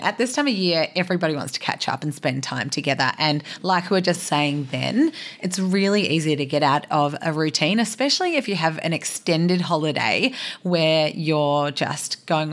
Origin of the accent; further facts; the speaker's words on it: New Zealand; moved away; I'm from New Zealand and I actually don't have any family here